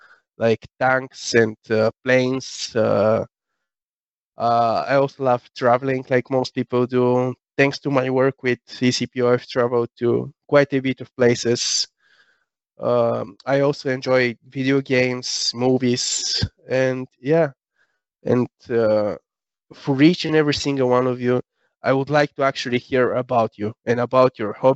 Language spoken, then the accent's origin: English; Sofia, Sofia City, Bulgaria; I was born and raised in Sofia, Bulgaria.